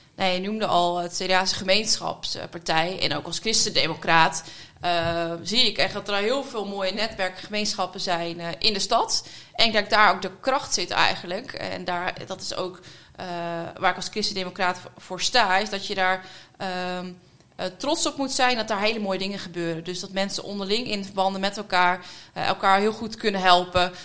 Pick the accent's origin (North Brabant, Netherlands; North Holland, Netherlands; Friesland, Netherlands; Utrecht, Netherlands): Friesland, Netherlands; Vrouwenparochie; moved away as an adult; also born or lived in Groningen; now in The Hague, Netherlands; Ik ben eh, opgegroeid eh, in Friesland